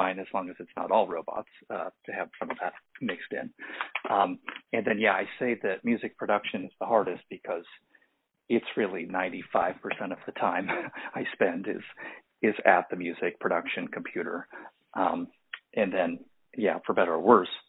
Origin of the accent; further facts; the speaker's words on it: Santa Barbara, California, United States; moved away as an adult; now in Los Angeles, United States; I'm originally from Santa Barbara, California. And then after college, I moved to Los Angeles, and I've lived here my entire adult life.